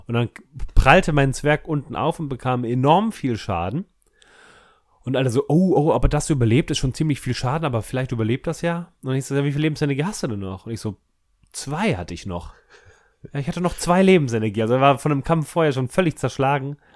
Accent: Munich, Bavaria, Germany; ich komme ursprünglich aus München.

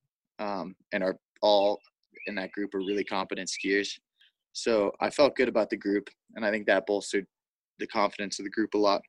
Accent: Jackson, Wyoming, United States; I grew up in Jackson

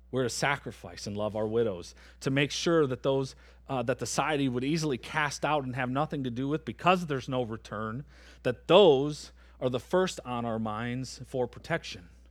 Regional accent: Michigan, United States; moved away as an adult; now in Antigo, United States; I'm from Michigan

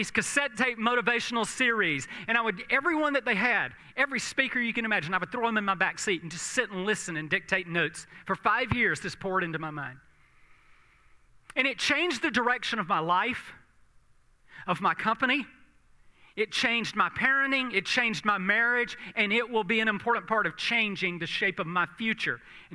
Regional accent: South Georgia, United States; I grew up in South Georgia

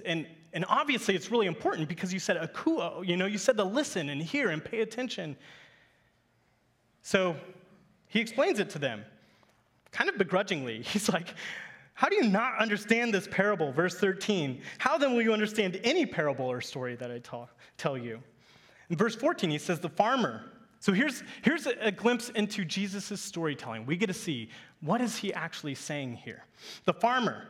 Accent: Kansas, United States; I grew up in Kansas, in the heartland, in the farmland.

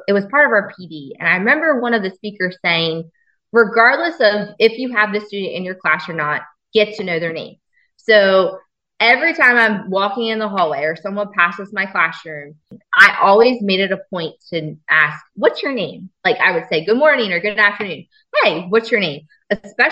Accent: Woodbridge School District, Delaware, United States; I grew up in the Woodbridge School District. So that was home for me

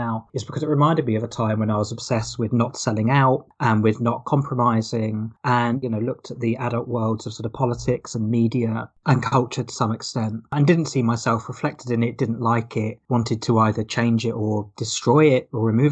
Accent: Hawley, South East England, United Kingdom; moved away; I was actually back in my hometown, Hawley in Surrey, quite recently

